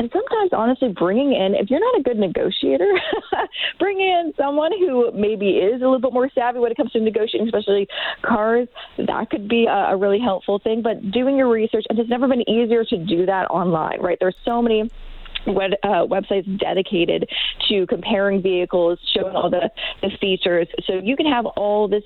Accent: suburb outside of Vancouver, British Columbia, Canada; moved away; my hometown in the suburb outside of Vancouver

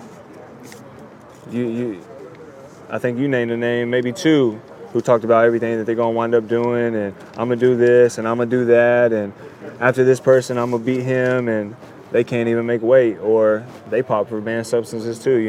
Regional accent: United States; my hometown, not my hometown guy, but my fellow countryman, Deontay Wilder.

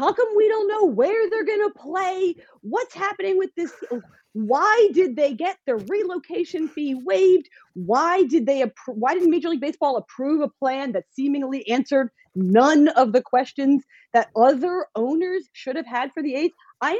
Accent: New Jersey, United States; I'm also from New Jersey.

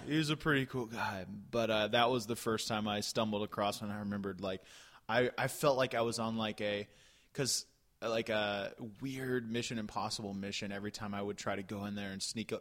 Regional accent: Florida, United States; There was a theater in in uh, my hometown that I jumped into around age 13.

